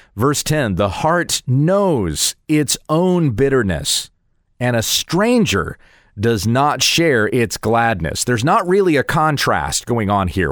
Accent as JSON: {"language": "English", "country": "United States", "said": "I am an American, so I live in an American context"}